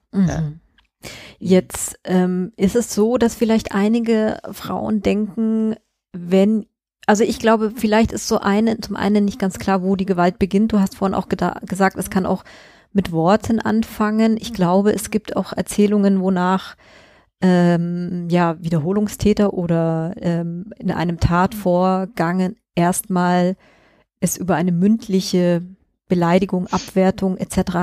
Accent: Munich, Bavaria, Germany; ich komme ja auch aus München

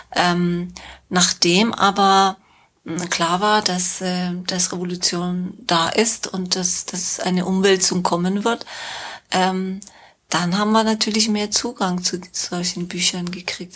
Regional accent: Tehran, Tehran Province, Iran; German is a second language; moved away as an adult; also born or lived in Minsk, Belarus / Cologne, Germany; now in Germany; ich bin in Teheran geboren und aufgewachsen, sogar die Schule zu Ende gemacht, mein Abitur gemacht

